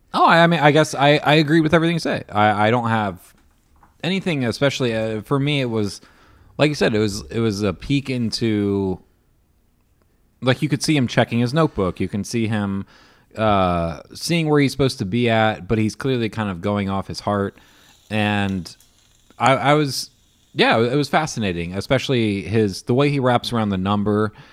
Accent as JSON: {"language": "English", "town": "Beavercreek", "region": "Ohio", "country": "United States", "tie": "born or raised there", "also_born_or_lived": "Dayton, Ohio / Xenia, Ohio / Fairborn, Ohio", "said": "I grew up in all of them, but I, I grew up in Beaver Creek"}